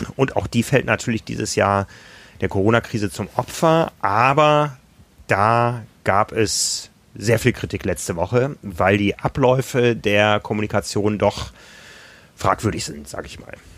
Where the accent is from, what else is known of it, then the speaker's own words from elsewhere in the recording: Germany; wir aus Deutschland